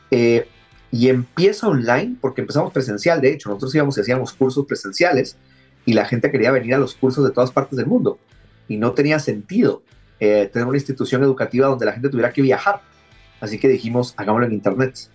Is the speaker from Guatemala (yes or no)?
yes; Guatemala; moved away; also born or lived in Santiago, Chile; Yo vivía allá en Santiago. Ah, mira. Eh, eh, soy originario de Guatemala, pero ya tenía bastante tiempo rebotando por el mundo.